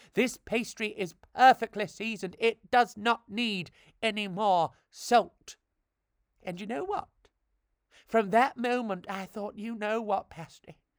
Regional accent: Devon, South West England, United Kingdom; I come from Devon, so, uh, I do say those funny A's

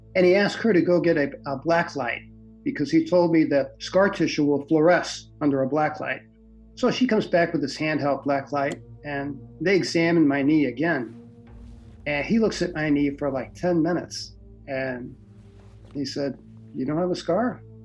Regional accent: St. Louis, Missouri, United States; moved away as an adult; also born or lived in Michigan / American Samoa / Vermont; I'm originally from St. Louis, Missouri. Grew up there in the South City

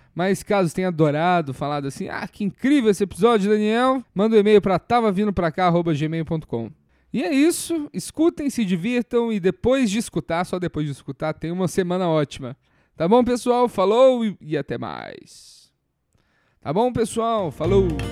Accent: Minas Gerais, Brazil; now in São Paulo, Brazil; Eu sou mineiro

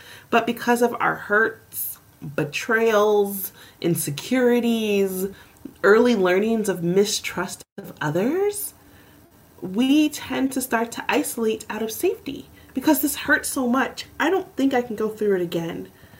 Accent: Southern US, United States; So one, being a Southerner, as you are as well, and I'm also a Black person, right?

